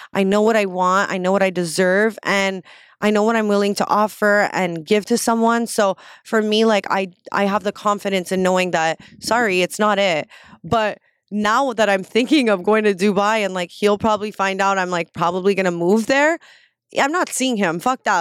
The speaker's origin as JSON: {"language": "English", "country": "Canada"}